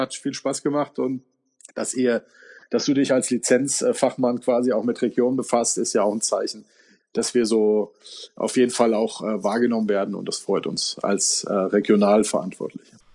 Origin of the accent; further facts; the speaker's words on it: Giessen, Hesse, Germany; wir sind groß geworden in Gießen mit 30.000 Amerikanern